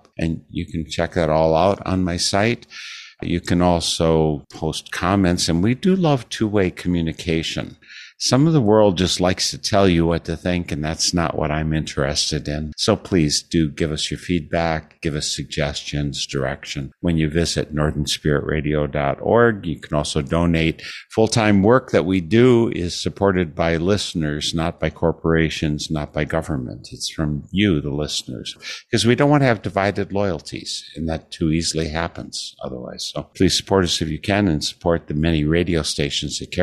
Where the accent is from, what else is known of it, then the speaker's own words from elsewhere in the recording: Wisconsin, United States; having lived in Wisconsin almost all my life